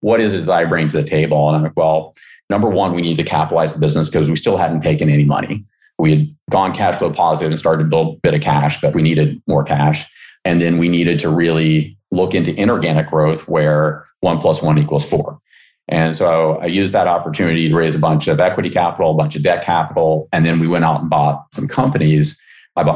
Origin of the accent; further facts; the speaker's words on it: West Virginia, United States; moved away; I grew up in West Virginia